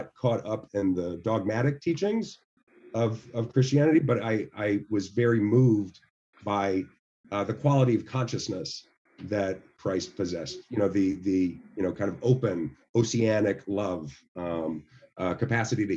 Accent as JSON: {"language": "English", "region": "the South", "country": "United States", "said": "I come from the South, and so I had to navigate a lot of the evangelical kind of thought process"}